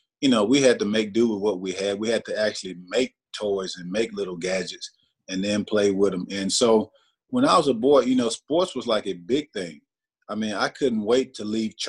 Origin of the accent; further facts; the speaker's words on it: Aberdeen, Mississippi, United States; I'm just a small town country boy again from Aberdeen